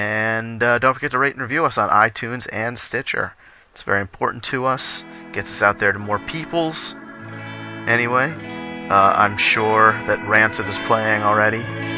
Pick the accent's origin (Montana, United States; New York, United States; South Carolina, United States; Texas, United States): New York, United States; Yonkers; Local boy, that's right. I was born in Yonkers myself.